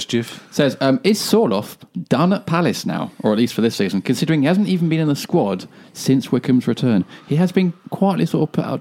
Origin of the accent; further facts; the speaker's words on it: Ireland; I am Irish.